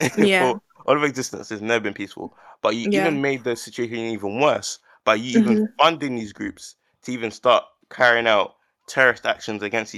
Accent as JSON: {"language": "English", "country": "Nigeria", "said": "because we're both from Nigeria, right?"}